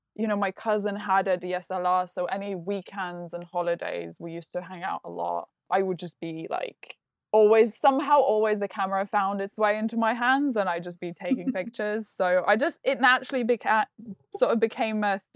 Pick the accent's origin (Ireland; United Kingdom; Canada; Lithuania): Lithuania; English is a second language; moved away; Lithuania, which is where I grew up.